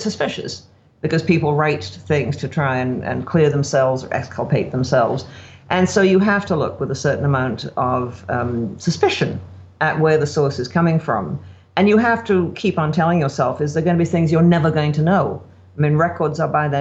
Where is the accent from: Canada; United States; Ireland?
Canada